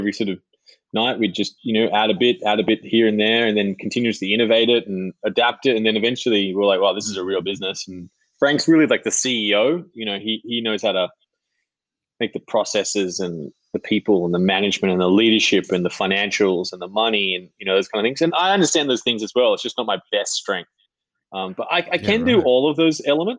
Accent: Sydney, New South Wales, Australia; I grew up in a little house in Tarramurra, which is in the north shore of Sydney

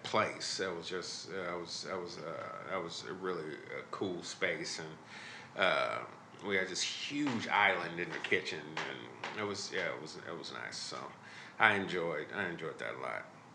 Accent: Chicago, Illinois, United States; now in Kansas City, United States; I'm originally from Chicago

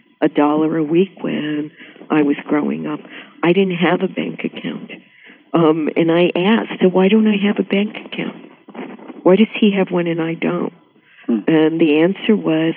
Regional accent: New York City, New York, United States; also born or lived in Puerto Rico; from the time I was about 4 or 5, lived in a Jewish middle-class neighborhood in Flatbush

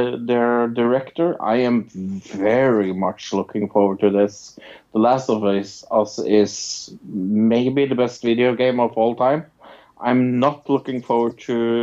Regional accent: Norway; I'm from Norway.

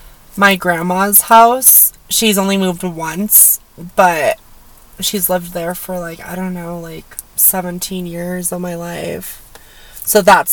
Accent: Highlands Ranch, Colorado, United States; also born or lived in Durango, Colorado / Fort Collins, Colorado; I was born in Durango, I moved from there. I lived in Fort Collins for a little bit, then I moved to Highlands Ranch, and I lived in how many houses in Highlands Ranch? I was in Highlands Ranch for 11 years almost.

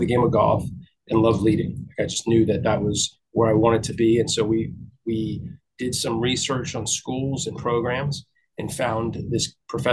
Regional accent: Miami, Florida, United States; moved away; I was born and raised in Miami

